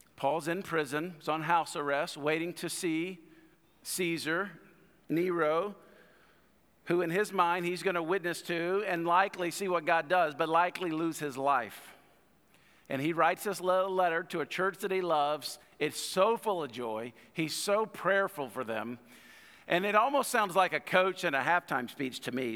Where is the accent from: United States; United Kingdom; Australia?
United States; I got this pride in the country